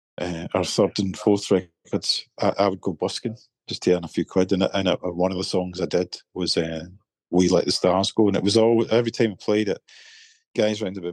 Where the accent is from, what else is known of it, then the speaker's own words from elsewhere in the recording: Irvine, Scotland, United Kingdom; also born or lived in Glasgow; my hometown in Irvine